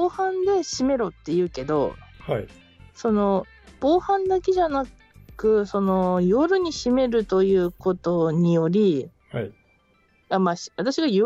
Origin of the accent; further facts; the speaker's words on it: Hokkaido, Japan; moved away; also born or lived in Tokyo; 海道で私が住んでいた、はい、ほぼほぼ住んでいたのはなんかすごいボロボロのアパートだったんですけど